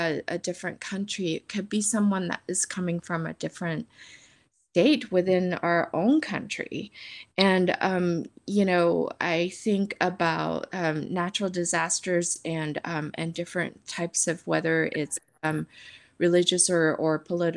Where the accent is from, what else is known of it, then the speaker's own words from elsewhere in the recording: Taipei, Taiwan; now in Texas, United States; I grew up in Taipei, Taiwan